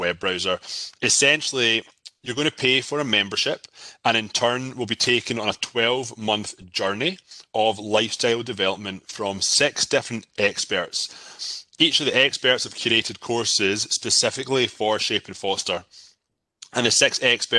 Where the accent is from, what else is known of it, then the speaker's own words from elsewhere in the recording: Scotland, United Kingdom; moved away as an adult; now in Toronto, Canada; I'm from Scotland. I live in Toronto, Canada. I moved here 14 years ago